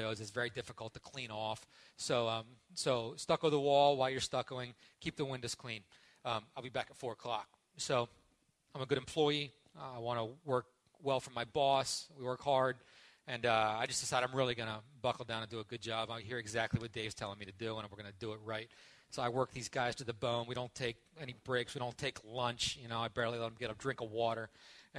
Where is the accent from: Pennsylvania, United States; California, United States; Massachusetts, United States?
Pennsylvania, United States; Parker Ford; moved away; this is my hometown